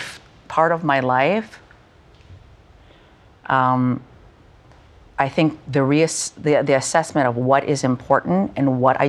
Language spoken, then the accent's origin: English; Canada; moved away as an adult; having been born and raised in Canada